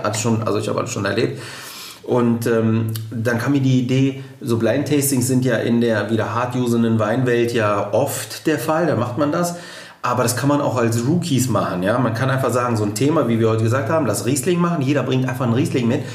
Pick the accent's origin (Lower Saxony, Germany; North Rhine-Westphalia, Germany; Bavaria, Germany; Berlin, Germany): North Rhine-Westphalia, Germany; Düsseldorf; komme hier gebürtig aus Düsseldorf